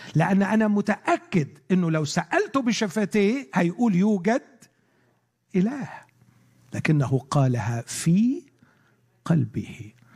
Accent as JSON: {"language": "Arabic", "country": "Egypt", "said": "عندنا في مصر"}